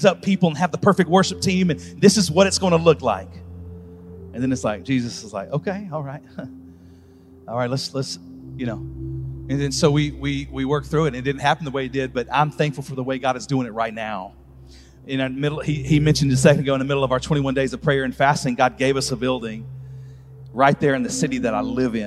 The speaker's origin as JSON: {"language": "English", "town": "Birmingham", "region": "Alabama", "country": "United States", "said": "I'm from Birmingham, Alabama"}